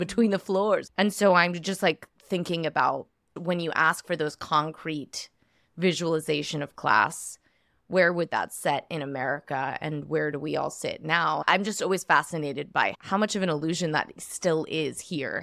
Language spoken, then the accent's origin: English; United States